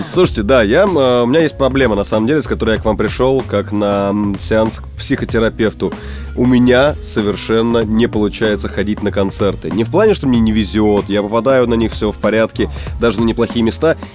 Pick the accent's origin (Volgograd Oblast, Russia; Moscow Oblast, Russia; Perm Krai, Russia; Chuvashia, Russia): Moscow Oblast, Russia; Odintsovo; … выступала, было 100 человек в клубе в моем родном городе Одинцово.